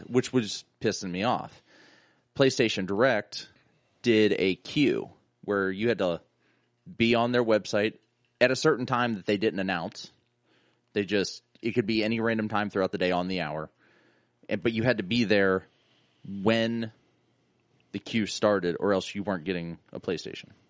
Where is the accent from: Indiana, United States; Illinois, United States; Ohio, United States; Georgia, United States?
Ohio, United States; East Liverpool area; also born or lived in Salem, Ohio; I grew up thirty minutes outside of Pittsburgh